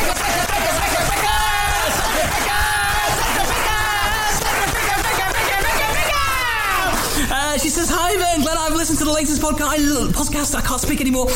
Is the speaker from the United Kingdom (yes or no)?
yes; Southampton, South East England, United Kingdom; my hometown of Southampton.